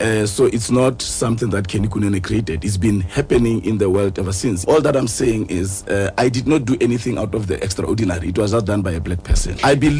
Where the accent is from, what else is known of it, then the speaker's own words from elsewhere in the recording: Free State, South Africa; I grew up in the Free State in a very small township.